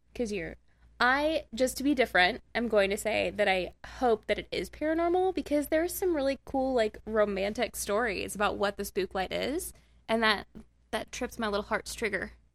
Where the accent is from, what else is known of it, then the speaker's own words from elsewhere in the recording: Nevada, Missouri, United States; I'm from Nevada, like, around the Joplin-ish area